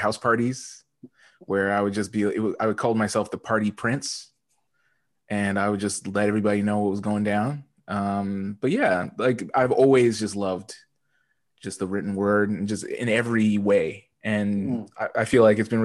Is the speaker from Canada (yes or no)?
yes; Edmonton, Alberta, Canada; I'm originally from Edmonton, Alberta. And when I was growing up, you know, it wasn't like a hip hop place